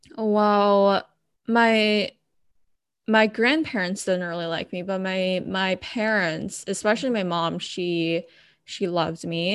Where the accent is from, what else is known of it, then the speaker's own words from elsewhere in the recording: Bay Area, California, United States; moved away as an adult; also born or lived in Los Angeles, United States; now in San Diego, United States; I was originally from the Bay Area